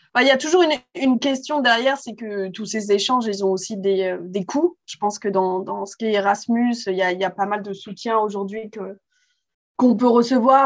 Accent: Paris, Île-de-France, France; j'ai grandi euh, à Paris, euh, donc en France

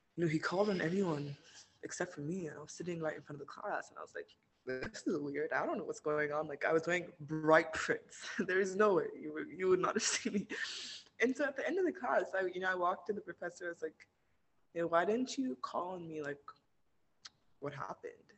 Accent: Nigeria; moved away as an adult; now in United States; I grew up in Nigeria. I was born here, um, and I only moved to the states for college like three and a half years ago.

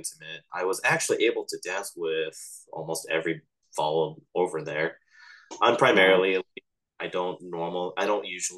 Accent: Los Angeles, California, United States; I was from Los Angeles

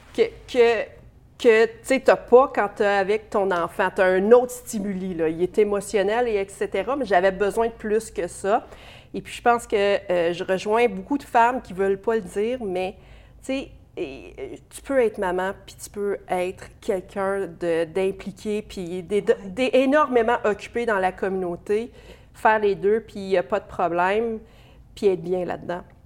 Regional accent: Bourget, Ontario, Canada; also born or lived in St-Pascal-Baylon, Ontario; j'ai grandi dans l'Est ontarien, à Bourgette, précisément, dans un petit village. Et puis, ensuite, à Saint-Pascal de Bellon.

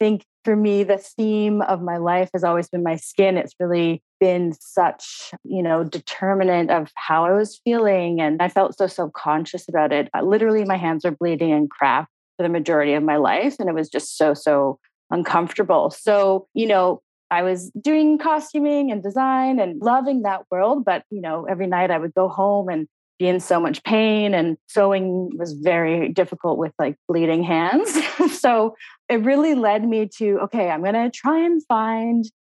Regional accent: Halifax, Nova Scotia, Canada; moved away; also born or lived in New York / Toronto; I'm Canadian. I'm from Halifax, Nova Scotia

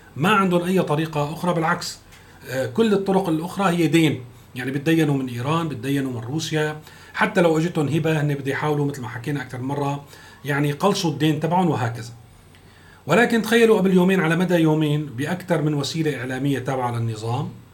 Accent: Syria; نحن كسوريين

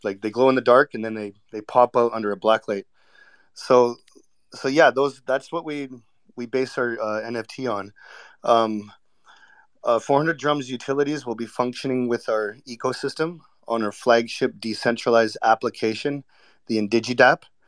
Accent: Vancouver, British Columbia, Canada; I was born and raised in Vancouver

